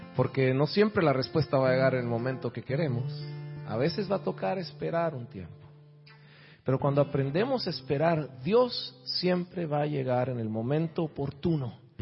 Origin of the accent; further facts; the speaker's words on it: Guatemala; now in Miami, United States; Soy de Miami, originario de Guatemala.